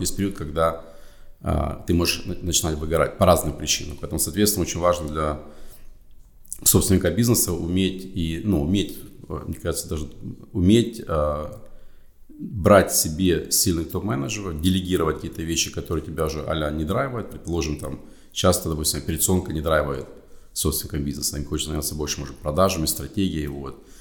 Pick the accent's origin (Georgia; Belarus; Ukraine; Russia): Ukraine; Kharkiv, Kharkiv Oblast; moved away; also born or lived in United States; я сам э, с Украины, с города Харькова